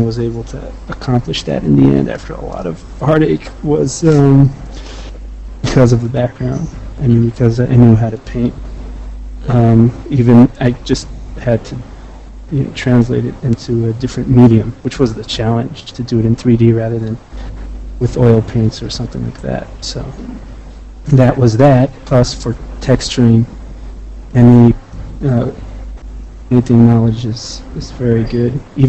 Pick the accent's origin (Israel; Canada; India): Israel; Well, I came from Israel to VFS after learning classical art and painting.